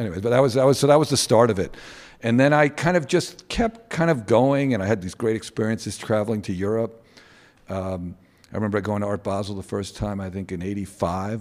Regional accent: New York, United States; We grew up in New York in the, um, early seventies

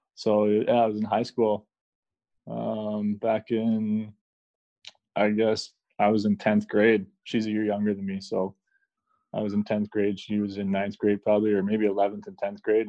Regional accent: Canada; I'm Canadian

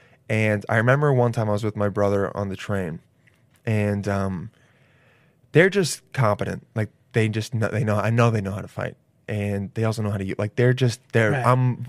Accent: Los Angeles, California, United States; I grew up in L.A.

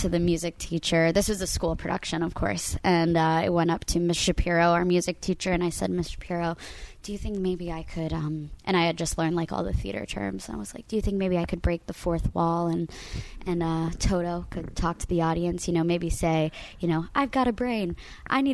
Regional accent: Coral Springs, Florida, United States; moved away; My jersey is totally Florida. Coral Springs, Florida, more specifically

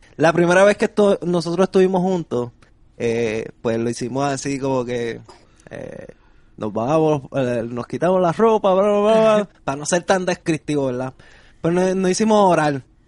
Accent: Puerto Rico; yo soy boricua

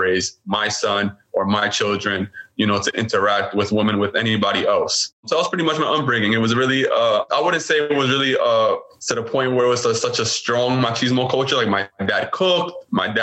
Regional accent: New York City, New York, United States; I was born and raised in Brooklyn, New York

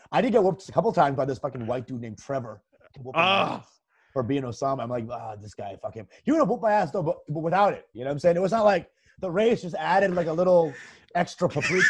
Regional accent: Bangladesh; Well, I'm Bengali, so I'm from Bangladesh, which is in the east of India.

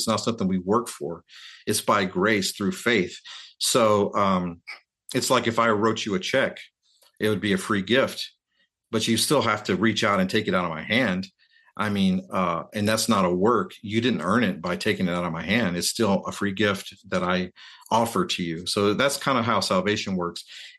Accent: North Carolina, United States; if you're a kid like me growing up in North Carolina, you know, your world is pretty limited, you know, in scope.

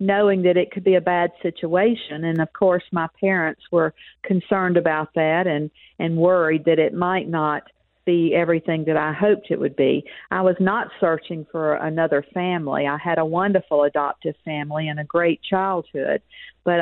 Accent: Mississippi, United States; accent: Southern; also born or lived in Texas; it's a Southern accent. I say I'm a Texan with a Southern accent because I lived most of my life in Mississippi

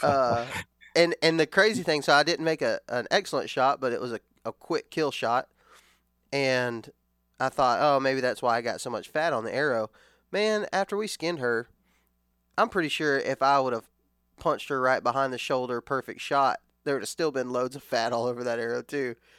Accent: West Texas, United States; growing up in West Texas, we traveled to Alabama all the time

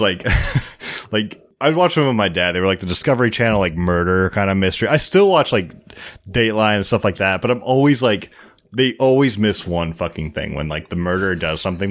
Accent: Seattle, Washington, United States; I'm from Seattle

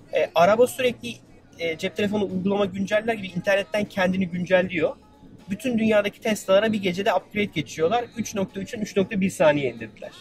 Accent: Turkey; Dedim Türkiye'liyim

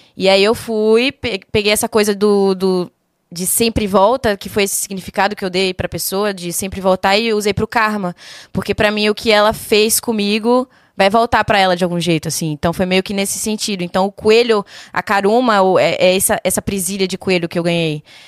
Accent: Salvador, Bahia, Brazil; also born or lived in São Paulo; now in Curitiba, Brazil; Sou de Salvador, Bahia

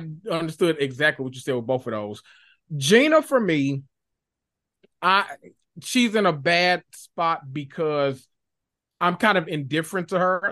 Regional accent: Memphis, Tennessee, United States; I was born and raised in North Memphis, Tennessee, that, the, the hood of all hoods

